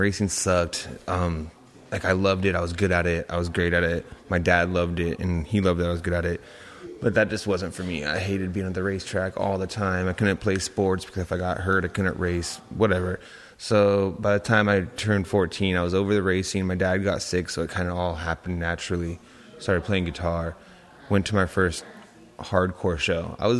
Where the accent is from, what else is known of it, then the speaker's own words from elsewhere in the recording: Modesto, California, United States; I'm from Modesto, California. That's where I was born and raised.